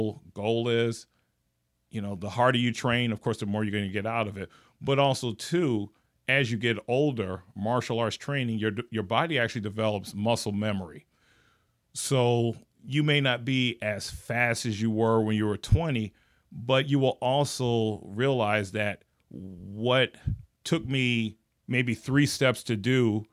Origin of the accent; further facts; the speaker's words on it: Gary, Indiana, United States; moved away; I'm originally from Gary, Indiana.